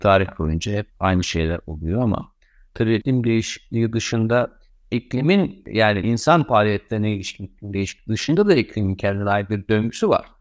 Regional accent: Turkey; bizim ülkemizde

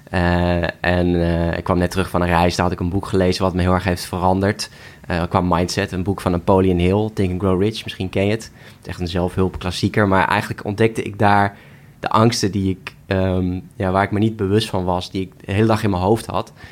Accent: Nieuwkoop, South Holland, Netherlands; Ik kom uit Nieuwkoop, dus ik ben omringd door de natuur.

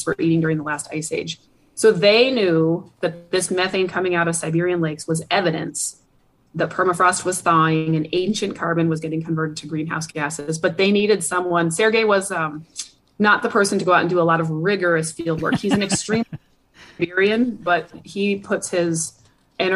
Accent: United States; also born or lived in Eugene, Oregon / Reno, Nevada / Minnesota; now in Fairbanks, United States; I grew up in Eugene, Oregon, and the Reno. So the Sierra Nevada mountains were my backyard

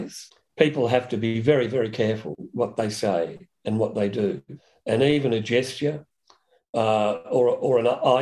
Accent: Broadmeadows, Victoria, Australia; I grew up in Broadmeadows, working class

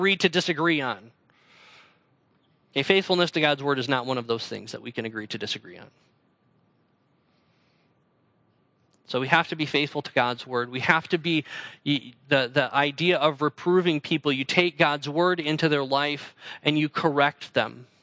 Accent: North Central Wisconsin, United States; moved away as an adult; also born or lived in Central Illinois / Allen Park, Michigan; I grew up in North Central Wisconsin

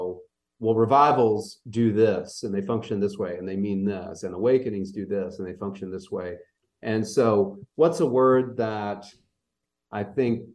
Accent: Louisville, Kentucky, United States; also born or lived in Indianapolis, Indiana; now in Central Kentucky, United States; I grew up in Louisville, Kentucky

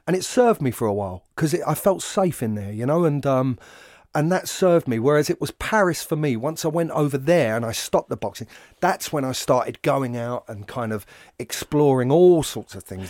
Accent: London, United Kingdom; I invariably attach what I do to being a Londoner

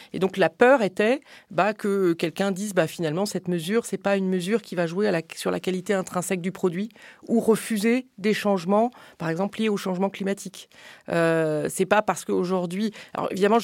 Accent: France; je suis française

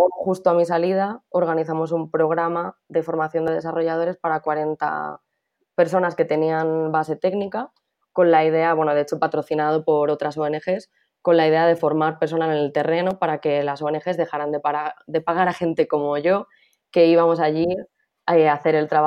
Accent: Madrid, Community of Madrid, Spain; moved away as an adult; also born or lived in Valencia / Czech Republic; Yo soy de Madrid

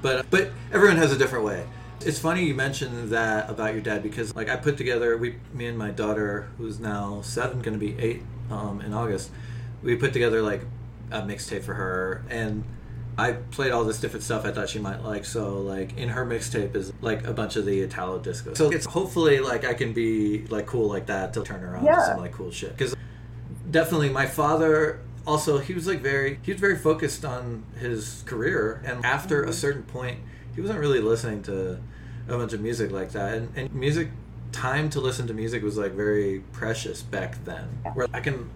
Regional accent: West Virginia, United States; when we were growing up in West Virginia

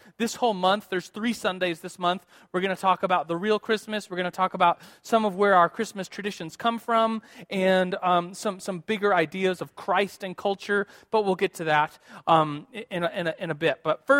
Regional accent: United States; I grew up in America and my parents are American. I've just grown up doing the American Christmas thing.

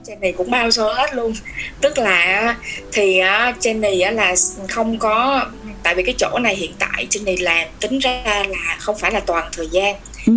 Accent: Vietnam; moved away as an adult; now in Finland

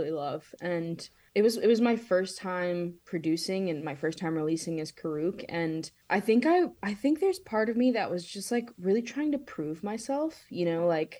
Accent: Pittsburgh, Pennsylvania, United States; I grew up in Pittsburgh

